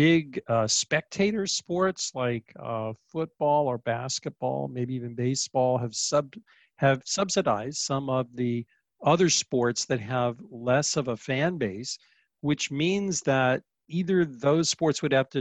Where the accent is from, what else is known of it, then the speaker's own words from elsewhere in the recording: near Orlando, Florida, United States; now in New York, United States; I grew up near Orlando.